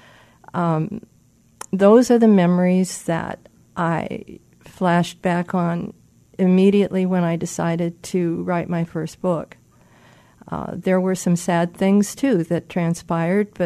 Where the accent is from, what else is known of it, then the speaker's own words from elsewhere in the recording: Fort Dodge, Iowa, United States; I was born and raised in Fort Dodge, Iowa